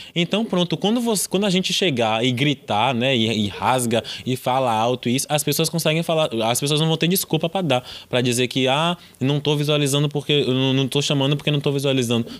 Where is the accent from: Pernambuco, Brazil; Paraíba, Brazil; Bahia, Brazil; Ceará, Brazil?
Bahia, Brazil; Salvador; a gente é do Nordeste, a gente é de Salvador